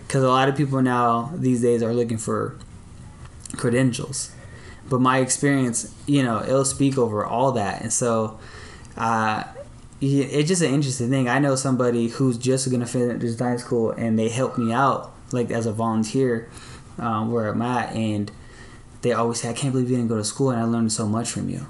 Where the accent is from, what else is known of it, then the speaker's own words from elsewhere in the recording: Long Beach, California, United States; also born or lived in Signal Hill, California; on the east side of Long Beach on 20th and Cedar